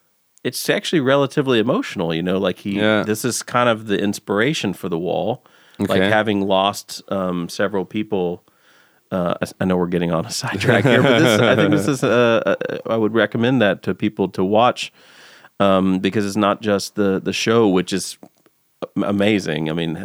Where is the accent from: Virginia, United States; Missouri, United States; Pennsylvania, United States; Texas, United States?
Texas, United States; Back when I was growing up in Texas, there was a radio station that had, like, I think it was Friday nights.